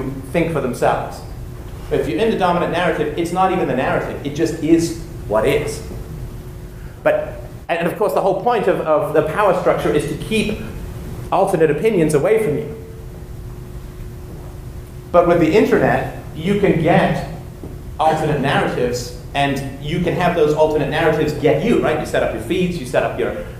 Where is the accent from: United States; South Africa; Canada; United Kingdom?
United Kingdom; England; moved away; I was growing up in England, we had three television stations, BBC One, BBC Two, and ITV